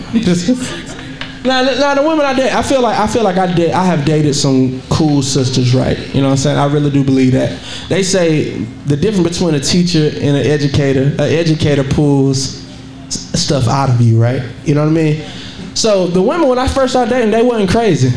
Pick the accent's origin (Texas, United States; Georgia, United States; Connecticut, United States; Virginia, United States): Georgia, United States; Monroe; moved away as an adult; also born or lived in Lithonia, Georgia; I love that I'm from Monroe. I'm from a small country town where everybody knows everybody